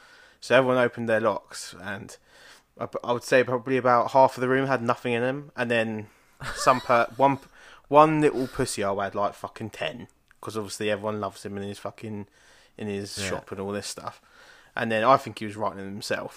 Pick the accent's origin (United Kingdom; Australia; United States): United Kingdom; we're from Britain